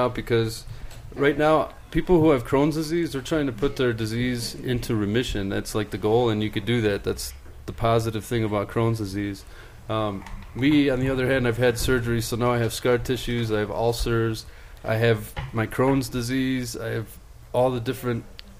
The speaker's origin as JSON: {"language": "English", "town": "Chicago", "region": "Illinois", "country": "United States", "also_born_or_lived": "Greece", "said": "I'm from Chicago."}